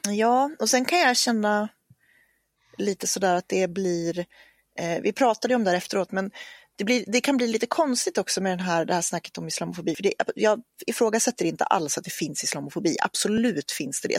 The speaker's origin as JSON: {"language": "Swedish", "region": "Norrland", "country": "Sweden", "tie": "born or raised there", "said": "växte jag upp i Norrland, på landsbygden"}